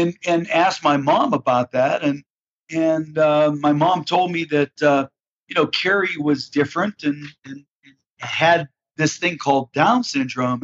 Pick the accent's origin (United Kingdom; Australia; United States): United States; Pittsburgh, Pennsylvania; I hail from Pittsburgh, Pennsylvania, and grew up here in the Steel City, and still live here